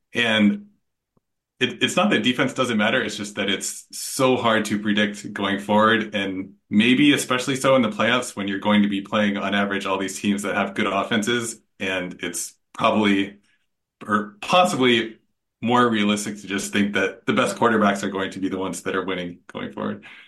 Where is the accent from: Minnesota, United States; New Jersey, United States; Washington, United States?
Washington, United States; Seattle; I'm I'm from Seattle and a Seahawks fan